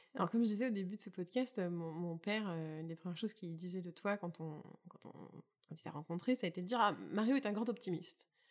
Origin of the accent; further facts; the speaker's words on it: Burgundy, Bourgogne-Franche-Comté, France; moved away as an adult; also born or lived in Champagne; now in Prince Edward Island, Canada; suis née en Champagne et que j'ai grandi en Bourgogne